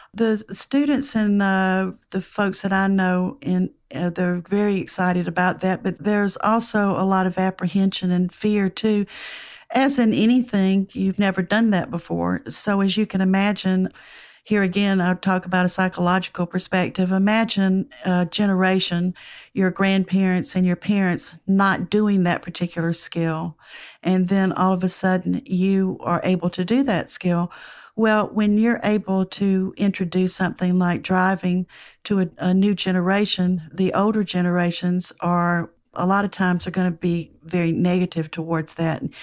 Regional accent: United States; accent: southern (near Atlanta); Atlanta, which, uh, from my accent, you can tell is not very far from me.

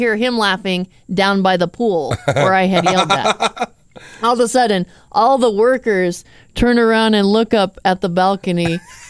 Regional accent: Arizona, United States; Okay, I've been going to Mexico pretty much my whole life. I grew up in Arizona, so.

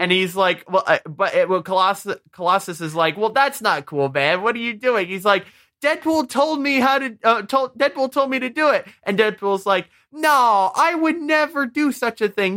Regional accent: Michigan, United States; we're from Michigan

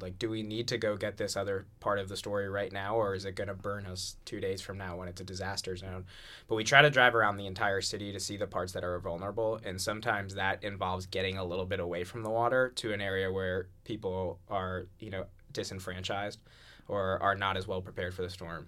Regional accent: Rhode Island, United States; I grew up in Rhode Island

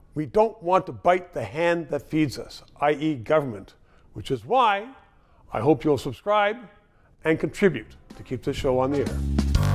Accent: Canada

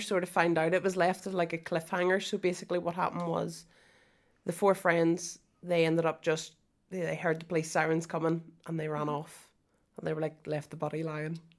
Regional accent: Moira, Northern Ireland, United Kingdom; I'm from Moira

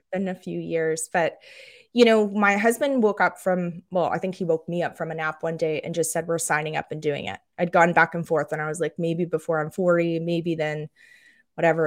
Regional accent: just outside of Toronto, Ontario, Canada; moved away as an adult; now in Aiken, United States; I grew up just outside of Toronto

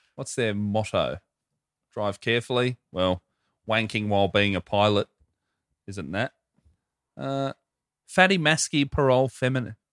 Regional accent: Hoppers Crossing, Victoria, Australia; near my place growing up in Hoppers

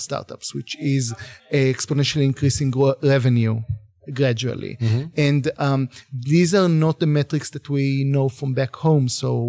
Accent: Israel; I'm from Israel, born and bred.

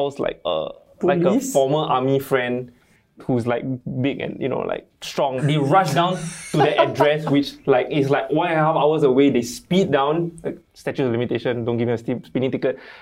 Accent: Malaysia; I'm Malaysian. Yeah. I grew up in Malaysia.

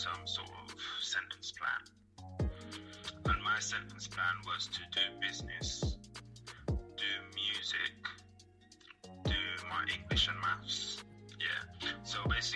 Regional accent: St. Lucia; moved away; I was born in St. Lucia. I'm from the Caribbean

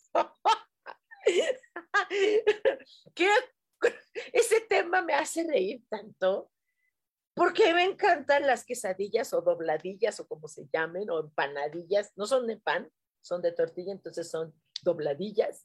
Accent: Mexico City, Mexico; así somos en Ciudad de México

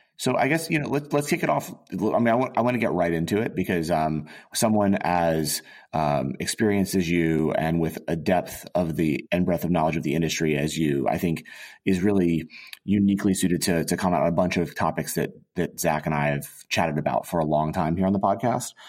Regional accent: Auburn, Alabama, United States; also born or lived in Boulder, Colorado; my my my dad got a job at Auburn University, and we wound up War Eagle going moving to Auburn

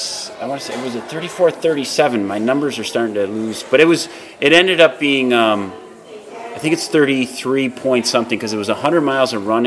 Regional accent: Marcellus, United States; born or raised there

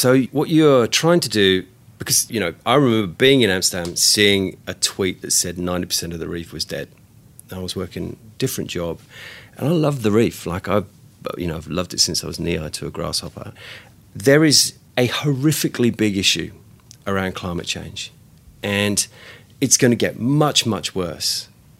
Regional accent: England, United Kingdom; born there; But, you know, like I was born in England. I dreamed when I was 5 years old that I wanted to come to the Great Barrier Reef.

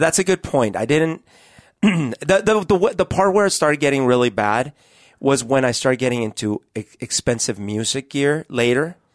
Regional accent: Colombia; moved away; also born or lived in Bogota; growing up in Colombia when I was a kid

